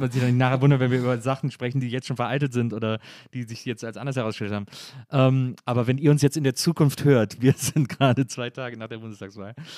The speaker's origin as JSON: {"language": "German", "country": "Germany", "said": "als Deutsche"}